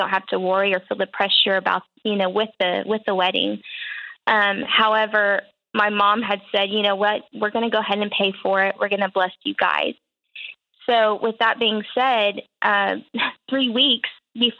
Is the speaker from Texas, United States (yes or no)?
yes; Dallas-Fort Worth area, Texas, United States; moved away as an adult; now in Oklahoma, United States; I'm from the Dallas-Fort Worth area